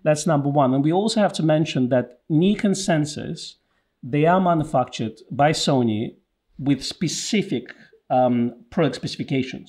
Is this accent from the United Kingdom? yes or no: yes; United Kingdom; since we are British